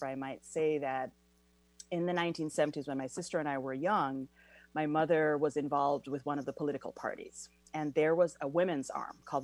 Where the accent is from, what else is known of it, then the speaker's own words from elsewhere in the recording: Jamaica; moved away as an adult; now in United States; I was born and raised in Jamaica and then came here for tertiary education.